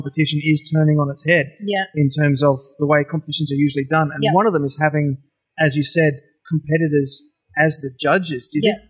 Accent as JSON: {"language": "English", "town": "Gold Coast", "region": "Queensland", "country": "Australia", "said": "I'm from the Gold Coast"}